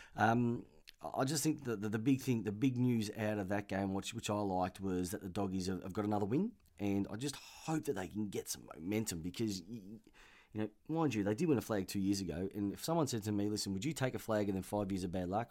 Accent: Melbourne, Victoria, Australia; I'm from East Keelor, which is a, a suburb here in Melbourne. And when I grew up, we had Essendon supporters left, right, and centre

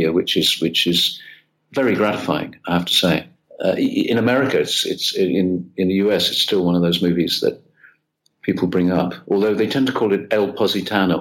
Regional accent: United Kingdom; now in Italy; being British and not being Italian

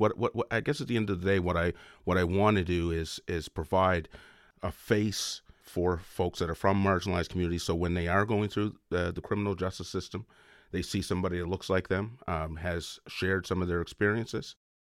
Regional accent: Lochiel, Nova Scotia, Canada; So I'm from the African Nova Scotian community in Lochiel, Nova Scotia, which is in the Annapolis Valley.

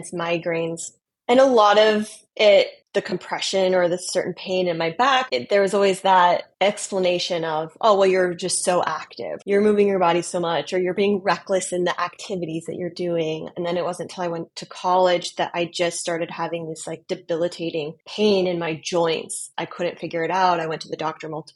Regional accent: Montana, United States; moved away as an adult; also born or lived in Los Angeles, United States / Metro Detroit, Michigan, United States; now in Detroit, United States; I am originally from Montana, born and raised in Montana

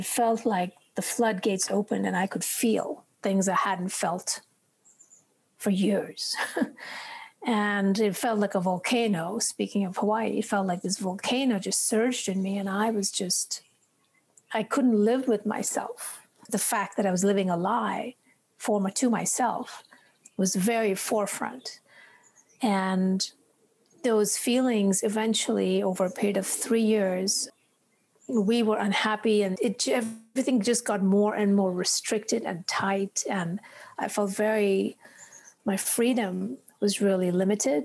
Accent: India; Growing up in India, and especially, you know, year when I was a child, which was in the 60s, we lived outside a large town, and I grew up in nature

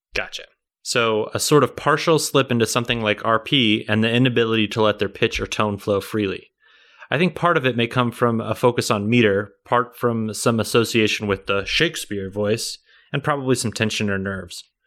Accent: Kansas City, United States; accent: Kansas City; growing up, everyone always said people from Kansas City don't have accents

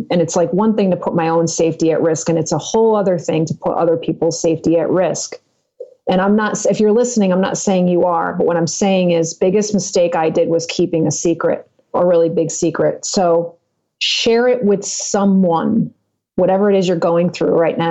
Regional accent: Connecticut, United States; moved away as an adult; also born or lived in Western New York; now in Phoenix, United States; I grew up in Connecticut. I moved to Western New York for a period of 10 years, moved back to Connecticut to my home. And I just actually left my childhood home, Connecticut, to move to Phoenix, Arizona, which is where I am now

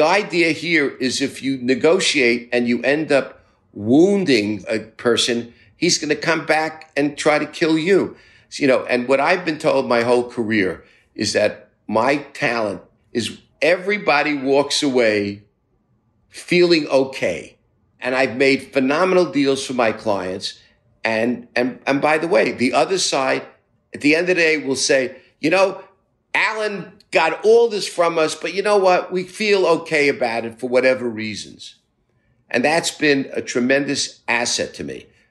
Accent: New York City, New York, United States; I grew up in Brooklyn, middle-class Jewish family.

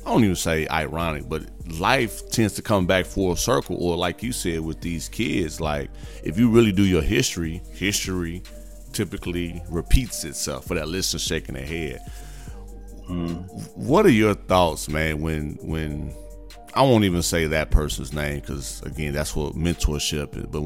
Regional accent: Gary, Indiana, United States; I'm from the Midwest, Gary, Indiana. I'm about that life. I used to, or I grew up.

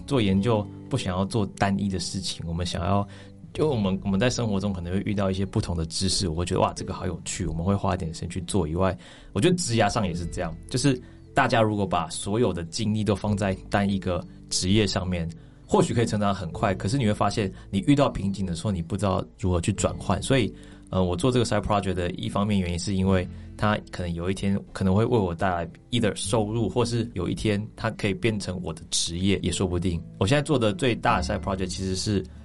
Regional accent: Taiwan; moved away as an adult; 就人家会觉得你你你带着这么多东西回来台湾

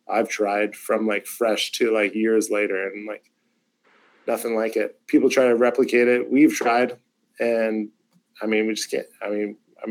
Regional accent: Canada; as Canadian consumers

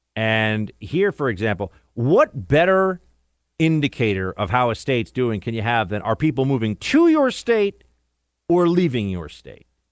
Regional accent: New York, United States; the Empire State, my home state

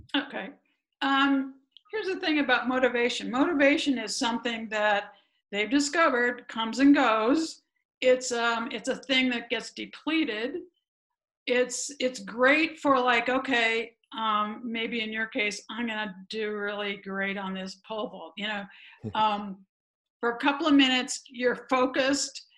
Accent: a suburb around Chicago, Illinois, United States; moved away as an adult; also born or lived in Ohio; I grew up running around the neighborhood, and my bike was my best friend, and all that stuff back in the day. It was safe to do that kind of thing in my little suburb around Chicago

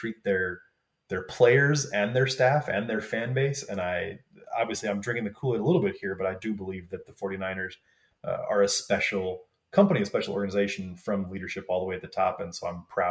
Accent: Wisconsin, United States; moved away; I grew up in Wisconsin

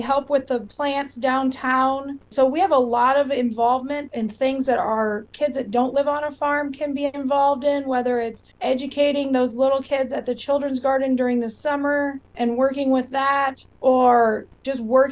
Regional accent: Northern California, United States; moved away as an adult; now in Iowa, United States; I grew up on a cattle ranch, so I'm a little different because I'm a transplant to Iowa. I grew up in Northern California and came to Iowa State

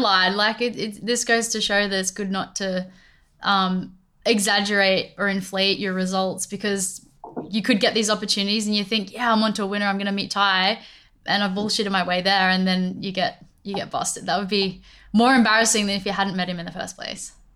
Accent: Australia; i'm from australia

